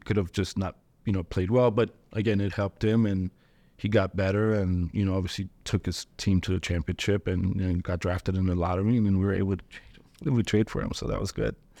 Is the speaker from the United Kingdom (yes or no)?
no; Ethiopia; moved away; I was born in Ethiopia